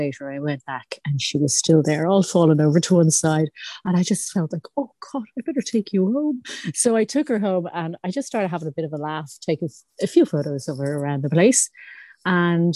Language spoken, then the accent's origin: English; Howth, Leinster, Ireland; moved away as an adult; now in Bray, Ireland; I'm originally from Howth and Sutton, and I now live in Bray with my two children